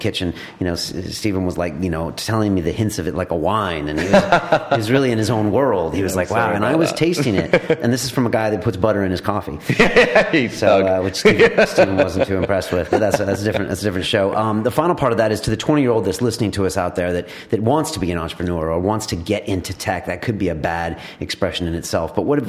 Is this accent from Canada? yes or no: no; United Kingdom; You have a customer base that's British. We're British. We're here.